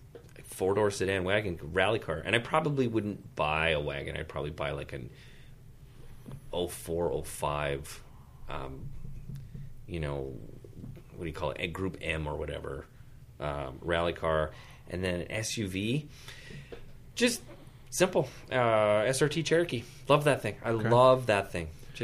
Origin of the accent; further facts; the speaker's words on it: Canada; Well, this is a different question for me because I'm from Canada and I exclusively use Chevron because we have 94 octane.